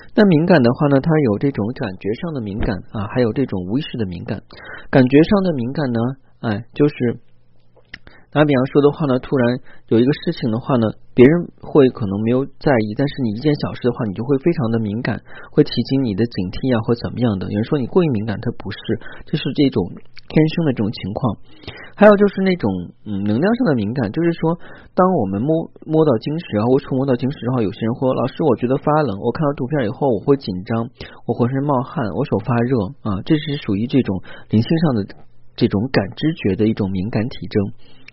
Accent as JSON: {"language": "Chinese", "country": "China", "said": "作为中国人来讲的话呢，可我们中国人"}